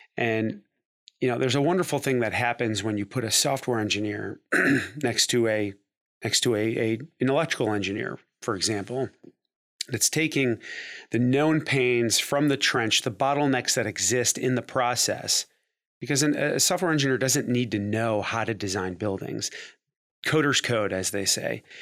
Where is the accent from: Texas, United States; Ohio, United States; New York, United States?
Ohio, United States; Cleveland; moved away as an adult; also born or lived in Dayton, Ohio; I'm from Cleveland, Ohio